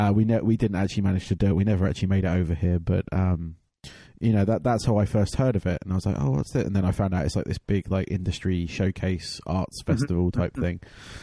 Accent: England, United Kingdom; I'm from England

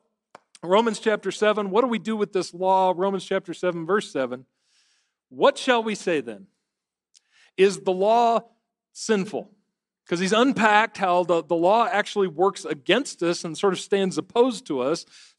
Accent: Michigan, United States; I'm from Michigan.

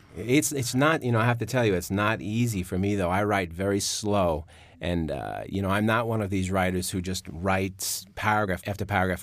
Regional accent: New York, United States; accent: New York; my New York accent

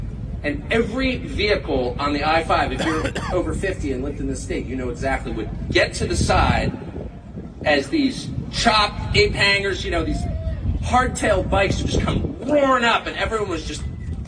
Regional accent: California, United States; moved away; I'm from California. I grew up here. I'm 53 years old, so I remember a different state.

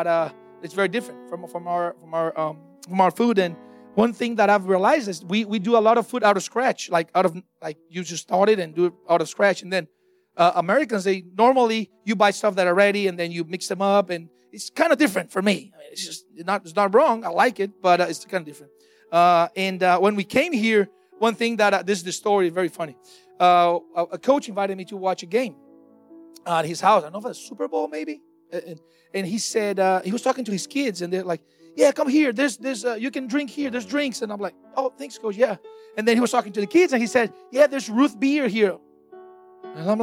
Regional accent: Brazil; moved away as an adult; now in United States; we are missionaries from Brazil. We moved to the United States actually 3 years ago

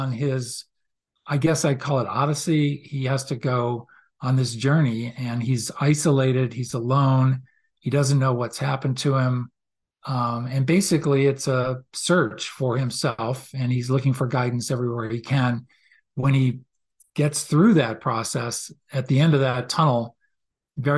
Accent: outside Boston, Massachusetts, United States; growing up outside Boston

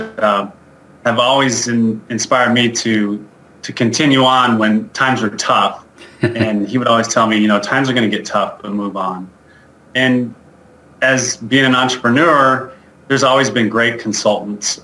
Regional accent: Albuquerque, New Mexico, United States; moved away as an adult; now in Denver, United States; I was born and raised in Albuquerque, New Mexico

